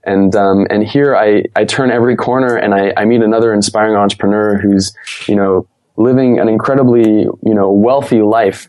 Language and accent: English; United States; accent: American; moved away; I am natively from America.